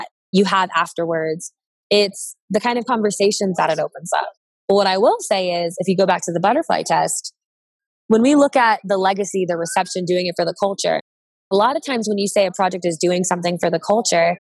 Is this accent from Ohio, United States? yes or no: yes; Cincinnati, Ohio, United States; I'm from Cincinnati, Ohio